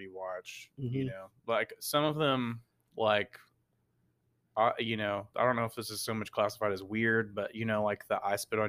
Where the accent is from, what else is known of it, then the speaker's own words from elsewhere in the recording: Texas, United States; That's like as a Texan as well.